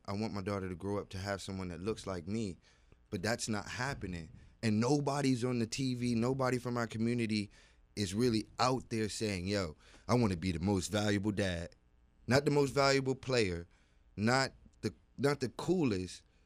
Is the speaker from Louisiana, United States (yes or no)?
no; Virginia, United States; I am from Virginia